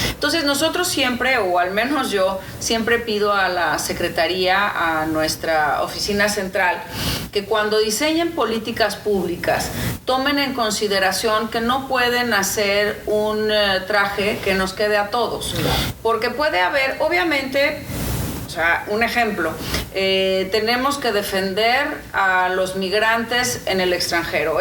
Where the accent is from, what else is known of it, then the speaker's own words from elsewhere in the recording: Mexico; moved away as an adult; now in Los Angeles, United States; es que soy de México. Yo represento a México y represento a todos los mexicanos